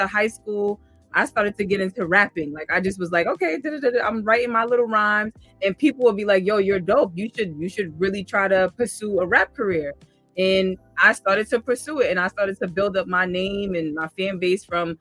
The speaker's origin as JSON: {"language": "English", "town": "New York City", "region": "New York", "country": "United States", "tie": "born or raised there", "said": "I'm from Queens, born and raised. I still live in Queens"}